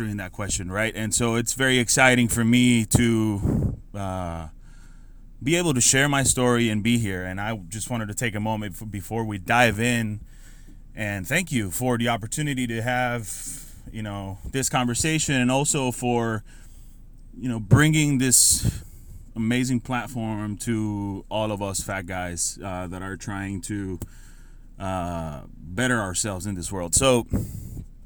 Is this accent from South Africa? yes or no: no; San Sebastián, Puerto Rico; moved away as an adult; also born or lived in San Francisco, California / Amelia Island, Florida; I grew up in Puerto Rico, born and raised in Puerto Rico